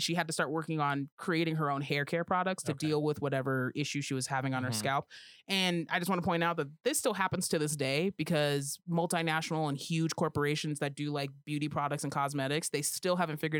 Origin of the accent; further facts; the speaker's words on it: Colorado, United States; And I'm from Colorado, so I say all the letters in a word, unfortunately.